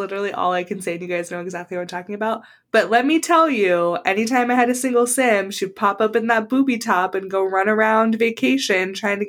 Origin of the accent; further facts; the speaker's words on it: San Diego, California, United States; growing up in San Diego